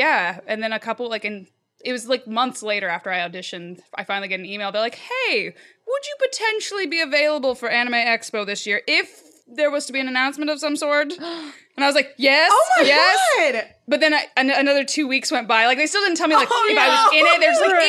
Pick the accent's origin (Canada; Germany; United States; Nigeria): Germany; born there; So my mom's from France. I was born in Germany. I have a very international like upbringing because my dad was in the military.